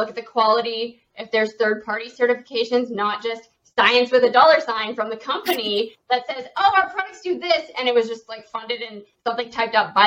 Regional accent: Canada; I am a Canadian

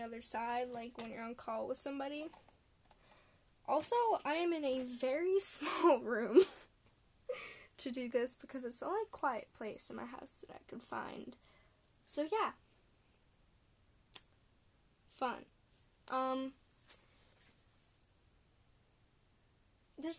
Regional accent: Canada; I'm Canadian. I'm a Canadian middle schooler.

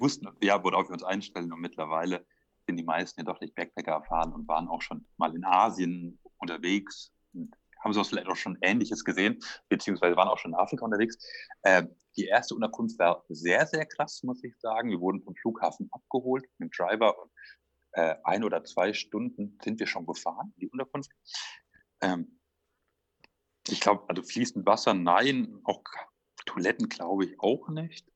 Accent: near Würzburg, Franconia, Bavaria, Germany; also born or lived in Stuttgart region; now in Esslingen, Germany; Ich komme aus der Nähe von Würzburg

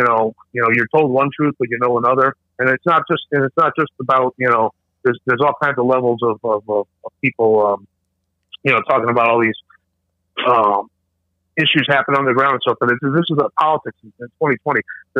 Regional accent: New York City, New York, United States; I grew up in New York City

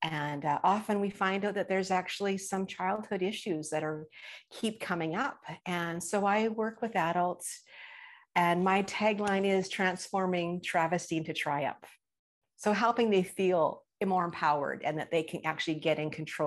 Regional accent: British Columbia, Canada; I am from British Columbia, Canada

